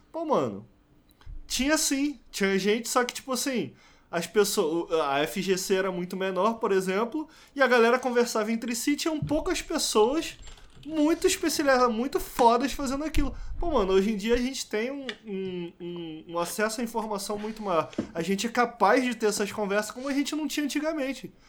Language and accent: Portuguese; Rio de Janeiro, Brazil; moved away; tenho saudade da minha terrinha